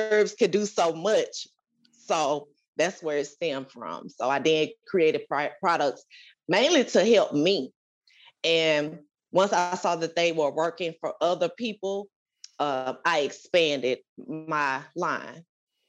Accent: Mississippi, United States; moved away as an adult; also born or lived in Conyers, Georgia; now in Decatur, United States; I'm originally from Mississippi.

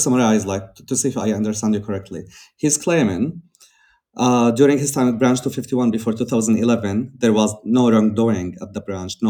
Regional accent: Syria; me as a Syrian growing up in Syria

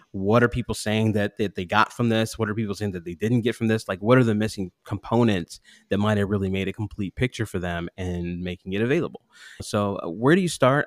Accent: Pittsburgh, Pennsylvania, United States; when I was about six years old, I grew up in Pittsburgh.

